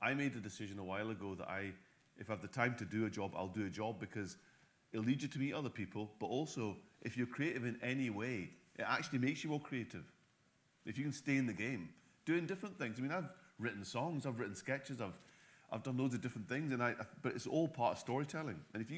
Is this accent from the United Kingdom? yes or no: yes; Scotland, United Kingdom; we're Scottish, so.